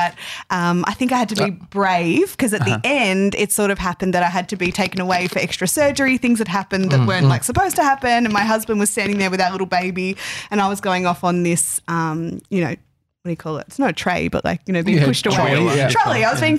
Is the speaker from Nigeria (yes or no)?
no; the West, Western Australia, Australia; moved away; I'm from the West